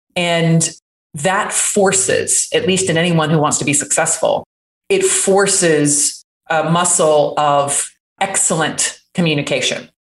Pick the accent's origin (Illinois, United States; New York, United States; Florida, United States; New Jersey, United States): Florida, United States; Jacksonville; I completely lost my accent. That was very deep from growing up in Jacksonville, Florida, which is basically South Georgia.